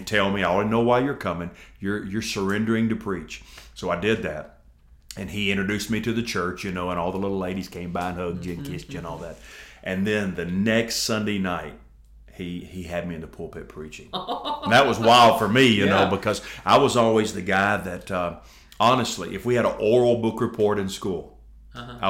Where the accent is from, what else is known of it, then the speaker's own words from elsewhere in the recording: Milan, Tennessee, United States; also born or lived in Nashville, Tennessee; now in Jackson, United States; my hometown is Milan, big okay. metropolitan Milan